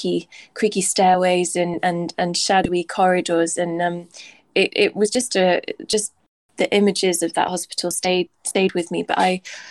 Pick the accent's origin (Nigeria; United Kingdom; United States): United Kingdom; Swansea, Wales; moved away as an adult; now in London, United Kingdom; I'm from Swansea, so it was my first kind of time in London away from my family